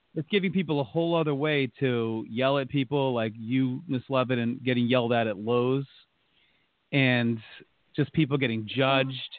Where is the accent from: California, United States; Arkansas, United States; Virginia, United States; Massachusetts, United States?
Massachusetts, United States; North Attleboro; born or raised there